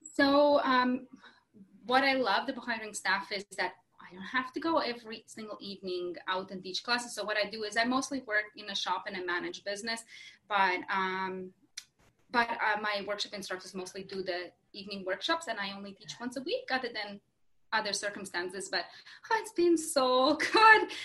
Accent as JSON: {"language": "English", "country": "Latvia", "also_born_or_lived": "Kelowna, Canada", "moved": "as an adult", "lives_now": "West Kelowna, Canada", "said": "I'm originally from Latvia. That's a small country in Eastern Europe"}